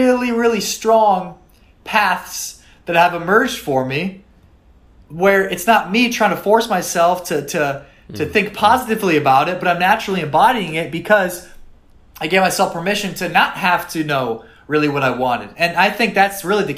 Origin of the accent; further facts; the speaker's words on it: South Dakota, United States; moved away as an adult; also born or lived in Miami; I was from South Dakota.